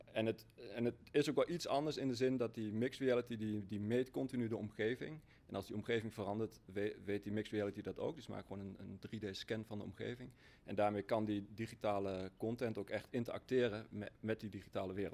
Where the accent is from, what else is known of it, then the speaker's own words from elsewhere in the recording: Achterhoek, Gelderland, Netherlands; ik kom uit de Achterhoek, simpele boer uit de Achterhoek